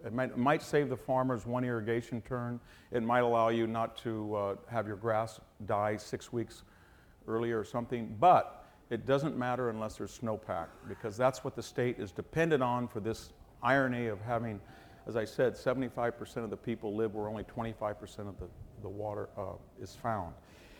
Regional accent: Fresno, California, United States; a yokel like I am from Fresno

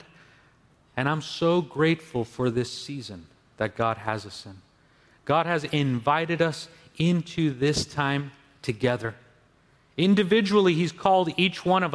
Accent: Los Angeles County, California, United States; moved away as an adult; I was born in northern Baja California in Mexico, but I grew up in Los Angeles County, where I spent my entire childhood up until going to high school.

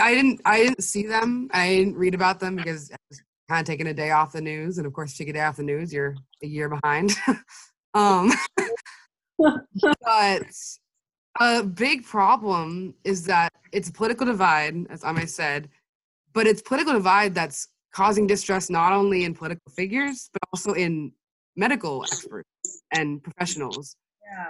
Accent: Anchorage, Alaska, United States; also born or lived in Fairbanks, Alaska; I'm 20 years old from Alaska in the US.

